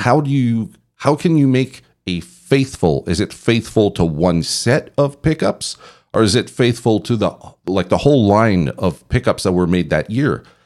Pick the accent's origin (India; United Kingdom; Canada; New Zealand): Canada; now in Belgium; I'm from Canada